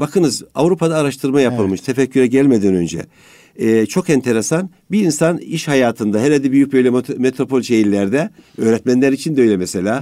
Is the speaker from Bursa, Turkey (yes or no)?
no; Amasya, Turkey; ben Amasyalıyım